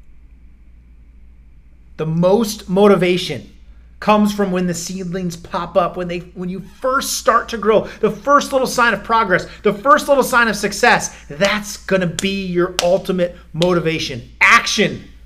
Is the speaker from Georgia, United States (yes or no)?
no; Iowa, United States; I grew up in Iowa